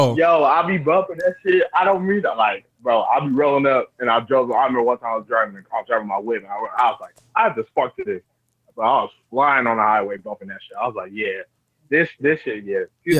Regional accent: Portland, Oregon, United States; moved away as an adult; also born or lived in Pasadena, California; I'm from Portland, Oregon, so I moved down to Pasadena, California in 2012 for college baseball

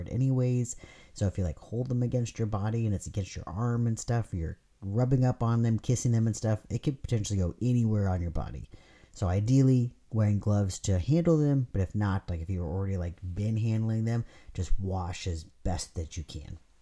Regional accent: California, United States; moved away; I'm from California

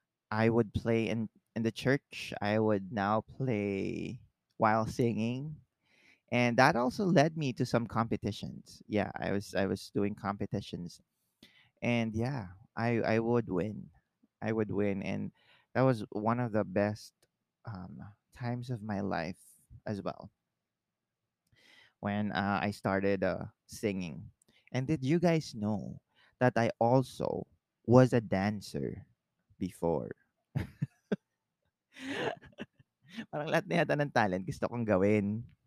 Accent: Northern Mariana Islands; now in Philippines; Because remember, I came from the Marianas Islands and came to the Philippines.

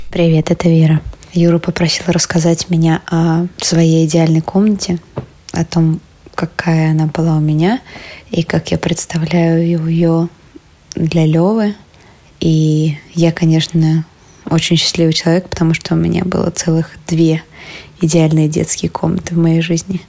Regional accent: Kazan, Tatarstan, Russia; moved away as an adult; now in Moscow, Russia; когда я впервые вернулась из Москвы в Казань

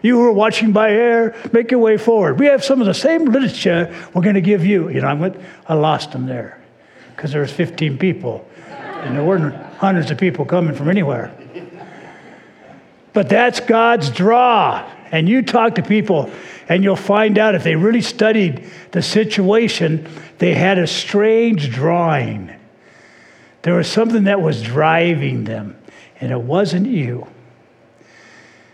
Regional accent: Orange County, California, United States; I grew up in Orange County

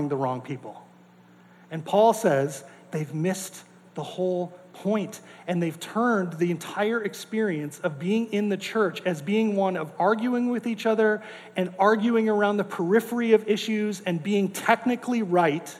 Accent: North Dakota, United States; I grew up in North Dakota

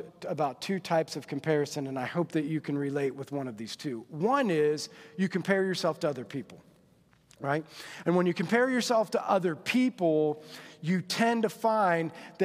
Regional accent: Monroe, Indiana, United States; I grew up in Monroe. And in Monroe, it was a very small school, went to Adams Central

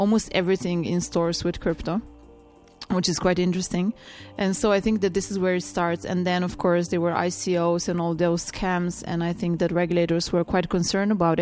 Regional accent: Slovenia; I'm coming from Slovenia

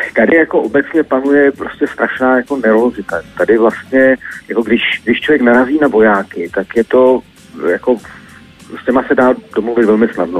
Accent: Czechia; jsme Češi

